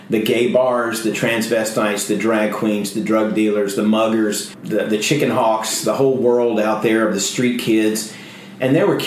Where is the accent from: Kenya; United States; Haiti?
United States; Alabama; moved away as an adult; now in Houston, United States; I came from Alabama in 1979. I was in trouble in my home city